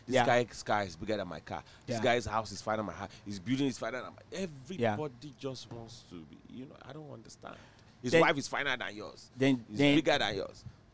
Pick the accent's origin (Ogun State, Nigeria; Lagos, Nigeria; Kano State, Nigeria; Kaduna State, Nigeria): Lagos, Nigeria; Badagry; moved away as an adult; now in United States; the side of Nigeria where I am in Badagry is Republic of Benin.